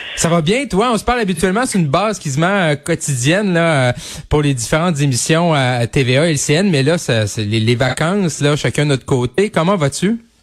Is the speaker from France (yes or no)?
no; Quebec, Canada; un jeune bleuet comme moi du Saguenay-Lac-Saint-Jean